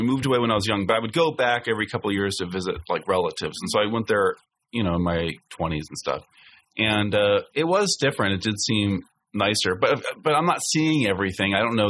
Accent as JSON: {"language": "English", "country": "United States", "tie": "born or raised there", "also_born_or_lived": "Toronto, Canada", "moved": "yes", "said": "I grew up mostly in Lake Tahoe."}